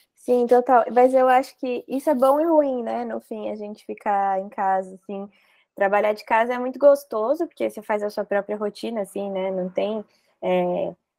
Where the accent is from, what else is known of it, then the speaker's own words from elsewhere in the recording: Mogi Mirim, São Paulo, Brazil; Eu sou do interior, né? Eu sou de Mojimirim